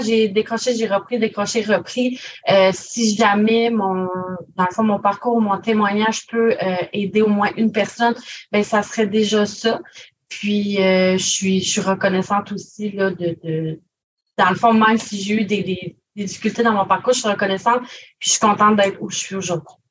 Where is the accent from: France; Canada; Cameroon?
Canada; Grande-Rivière, Quebec; je suis originaire de Grande-Rivière